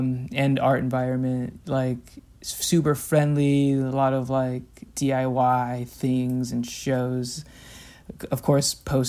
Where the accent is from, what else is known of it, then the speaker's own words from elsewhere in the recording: California, United States; You know, I'm from Southern California, and I still have a lot of connections in LA and like friends and family out there.